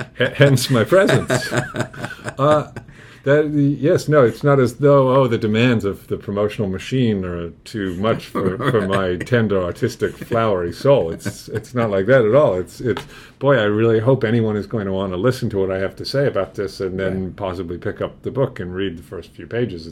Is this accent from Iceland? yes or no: no; London, United Kingdom; moved away as an adult; now in United States; I was born in London, England, which is in Britain.